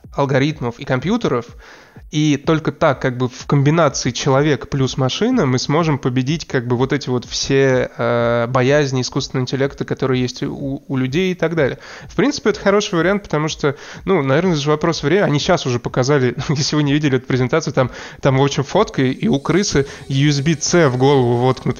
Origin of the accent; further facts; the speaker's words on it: Russia; now in Amsterdam, Netherlands; Я э, из России